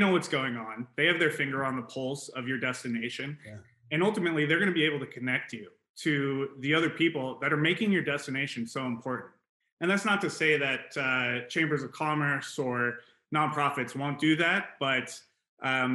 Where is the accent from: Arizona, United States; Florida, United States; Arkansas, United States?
Arizona, United States; Phoenix; my hometown, making sure it's a cool place to go